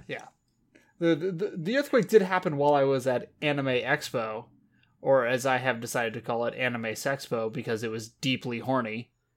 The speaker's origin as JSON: {"language": "English", "region": "Southern California", "country": "United States", "tie": "born or raised there", "said": "We grew up in Southern California"}